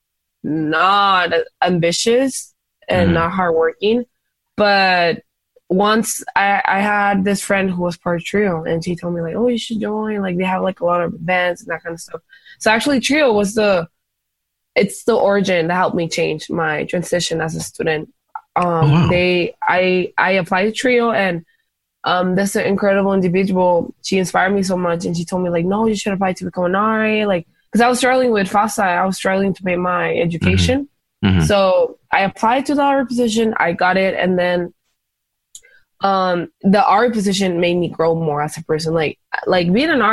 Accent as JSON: {"language": "English", "town": "Tijuana", "region": "Baja California", "country": "Mexico", "tie": "born or raised there", "also_born_or_lived": "San Diego", "said": "I was not raised in the States. I was raised in Mexico"}